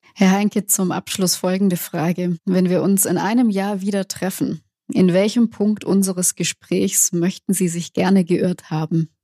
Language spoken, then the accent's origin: German; Swabia, Baden-Württemberg, Germany; als Schwäbin